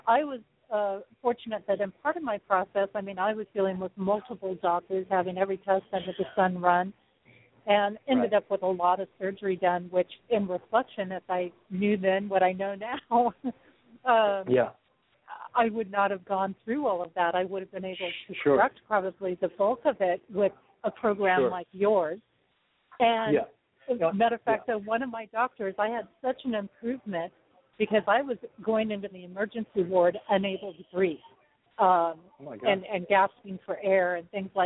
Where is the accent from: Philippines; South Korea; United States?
United States; Los Angeles region, California; moved away; also born or lived in Sioux Falls, South Dakota; growing up around the Los Angeles region